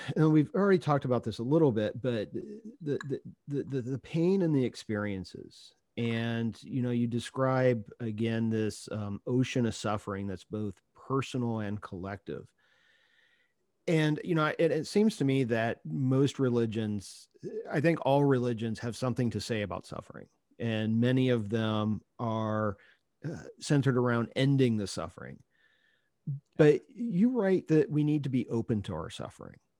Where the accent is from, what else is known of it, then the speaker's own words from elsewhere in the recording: Ohio, United States; moved away; I grew up in Ohio